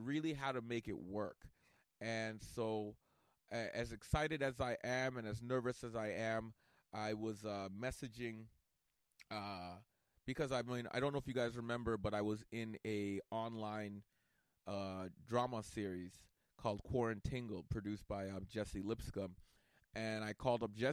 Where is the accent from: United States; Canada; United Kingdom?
Canada; we're Canadian